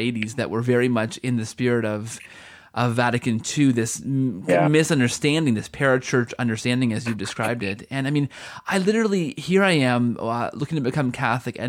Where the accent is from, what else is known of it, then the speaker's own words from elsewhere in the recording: Canada; I'm from Canada